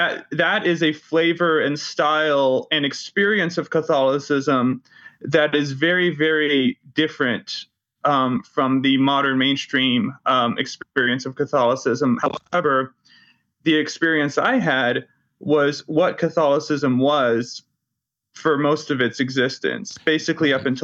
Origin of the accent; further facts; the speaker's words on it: Irving, Texas, United States; also born or lived in Dallas; I was born in Dallas, Texas in 1996 and grew up in a suburb of Dallas called Irving.